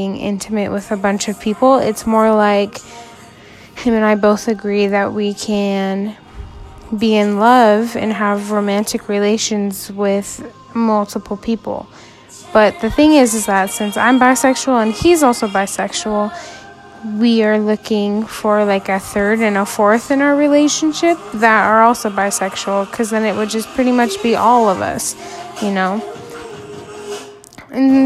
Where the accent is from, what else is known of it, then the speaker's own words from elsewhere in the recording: Idaho, United States; I grew up in Idaho, and pretty much have lived in Idaho all of my life.